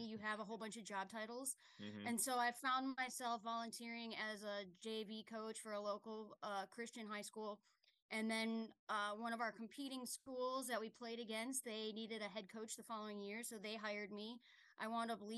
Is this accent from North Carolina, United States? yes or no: no; Chicago, Illinois, United States; moved away; also born or lived in upstate New York; I'm originally from Chicago